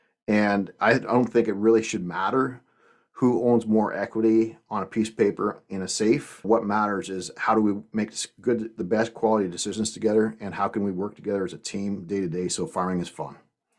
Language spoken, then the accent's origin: English; Canada; I was the guy from Canada that started for Progressive Dairymen about 10 years ago